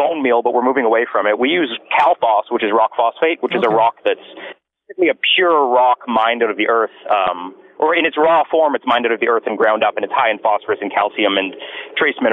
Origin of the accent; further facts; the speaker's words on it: Vancouver, British Columbia, Canada; now in Quadra Island, Canada; I'm from Vancouver.